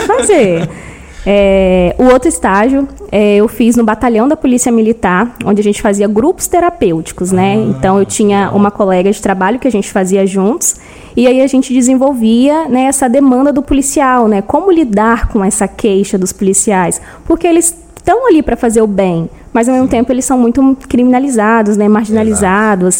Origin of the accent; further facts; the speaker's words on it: São Gabriel da Palha, Espírito Santo, Brazil; sou original de São Gabriel da Palha, né? Nasci aqui mesmo. E sempre estudei aqui também